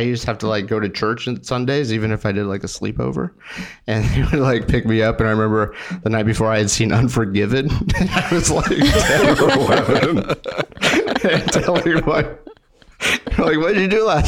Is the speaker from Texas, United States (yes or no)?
yes; Sugar Land, Texas, United States; also born or lived in Austin, Texas; I'm from Houston, outside of Houston, Sugar Land, Missouri City